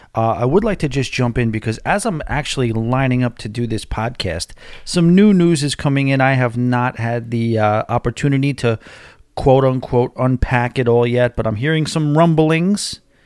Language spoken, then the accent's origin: English; New York, United States; now in Florida, United States; I'm from New York